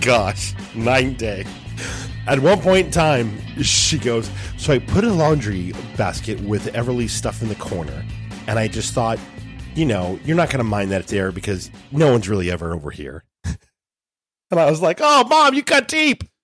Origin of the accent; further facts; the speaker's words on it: United States; as American Catholics